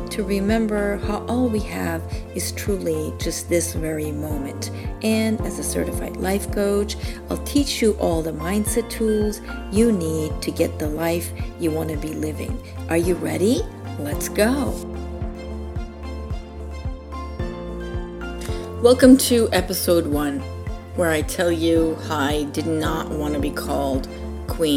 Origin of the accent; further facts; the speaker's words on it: Iran; also born or lived in Michigan / Arizona / California; now in Hawaii, United States; I'm originally from Iran